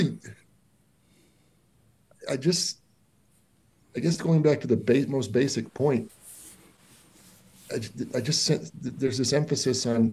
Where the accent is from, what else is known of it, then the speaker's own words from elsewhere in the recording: Denver, Colorado, United States; I grew up in Park Hill, Colorado, and I went to East High School